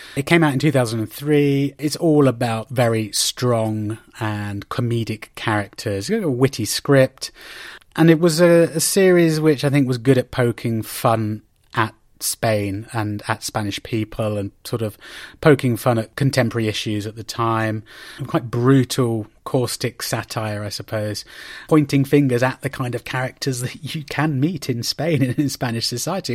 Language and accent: English; Oxford, South East England, United Kingdom; my hometown uh, in Oxford